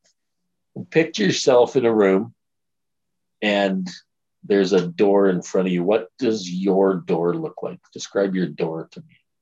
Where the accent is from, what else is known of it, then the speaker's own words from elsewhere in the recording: Alberta, Canada; I'm from Alberta